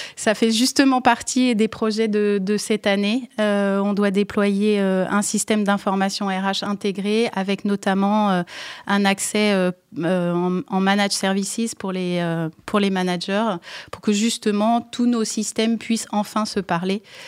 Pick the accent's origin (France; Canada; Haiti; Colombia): France; je suis française d'origine